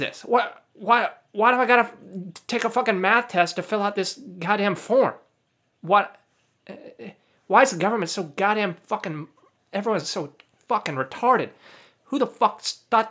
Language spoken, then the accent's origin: English; United States; I'm a U.S. citizen.